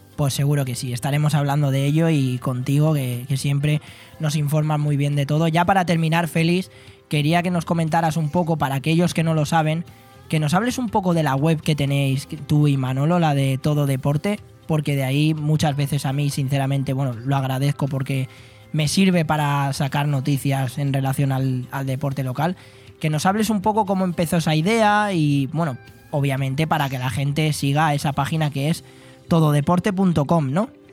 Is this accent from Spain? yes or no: yes; Spain; somos así los españoles